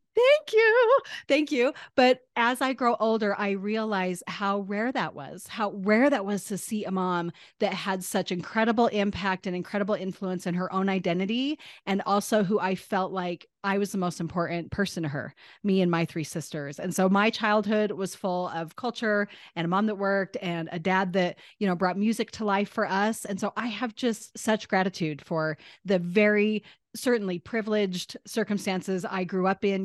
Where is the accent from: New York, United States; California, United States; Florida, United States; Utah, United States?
Utah, United States; Northern; I was born in Northern Utah in the United States of America